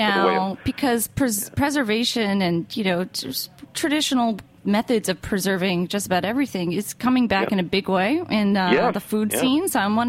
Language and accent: English; East Coast, United States; I'm from the East Coast and I don't really know much about Midwest.